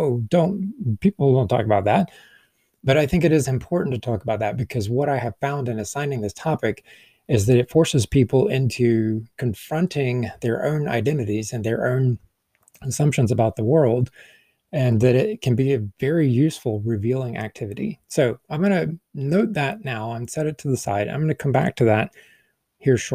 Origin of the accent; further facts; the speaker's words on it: the American South, United States; I'm a Southerner